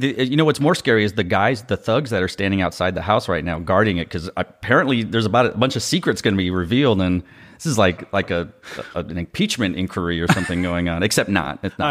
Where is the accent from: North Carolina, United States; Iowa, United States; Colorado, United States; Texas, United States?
Texas, United States; Austin; I'm from Austin. I'm a native.